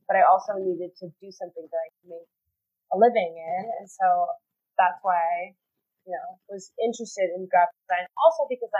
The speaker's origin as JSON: {"language": "English", "town": "Mercer Island", "region": "Washington", "country": "United States", "tie": "born or raised there", "moved": "yes", "lives_now": "Denver, United States", "said": "we grew up on Mercer Island"}